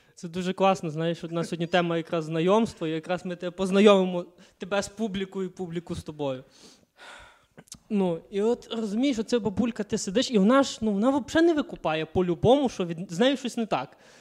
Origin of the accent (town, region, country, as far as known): Kalush, Ivano-Frankivsk Oblast, Ukraine